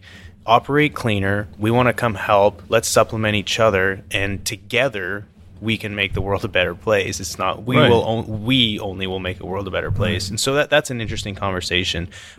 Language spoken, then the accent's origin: English; Canada; now in United States; And I'm coming from Canada. It's like I have not witnessed that until coming down here.